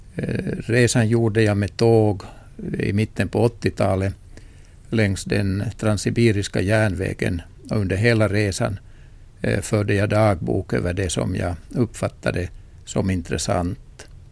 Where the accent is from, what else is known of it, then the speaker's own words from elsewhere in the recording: Kokkola, Central Ostrobothnia, Finland; i min hemstad Gamla Karleby